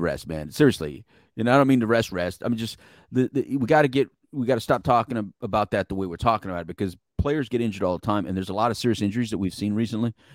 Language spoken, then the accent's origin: English; El Paso, Texas, United States; also born or lived in Philadelphia, Pennsylvania; I am from El Paso, Texas. right? That's, that's home